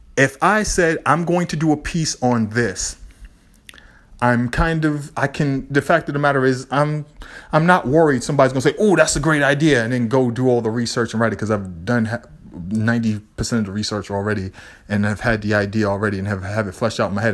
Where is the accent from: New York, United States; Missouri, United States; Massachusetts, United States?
Massachusetts, United States; Boston; I'm from Boston. I always have this energy. When you're from Lower Roxbury, I al-, you always have this energy